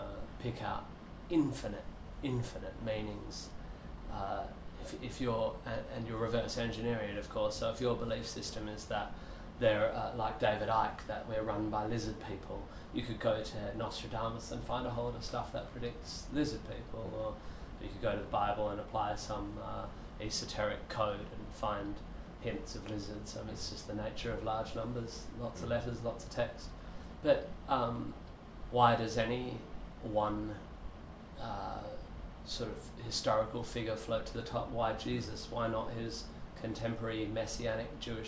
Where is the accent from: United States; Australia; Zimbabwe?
Australia; Perth, Western Australia; also born or lived in Northampton; I was home in Perth by the time I was one.